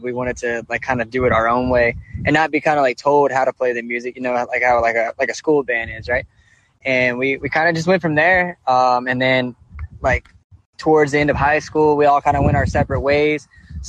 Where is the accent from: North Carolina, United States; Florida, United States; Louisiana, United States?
Louisiana, United States; Baton Rouge; growing up in Baton Rouge